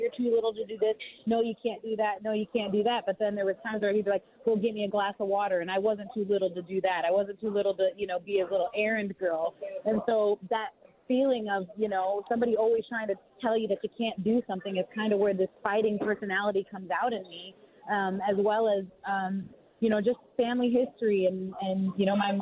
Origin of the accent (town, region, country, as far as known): Pacific Northwest, United States